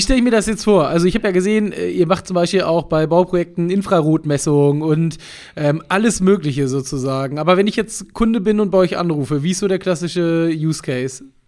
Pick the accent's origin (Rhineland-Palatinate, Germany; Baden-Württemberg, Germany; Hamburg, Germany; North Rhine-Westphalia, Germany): Hamburg, Germany; Hamburg, meiner Heimatstadt